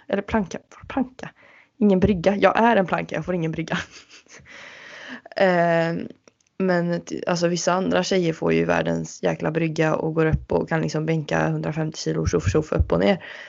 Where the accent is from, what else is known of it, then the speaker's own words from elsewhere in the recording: Uddevalla, Västra Götaland, Sweden; Min hemstad Uddevalla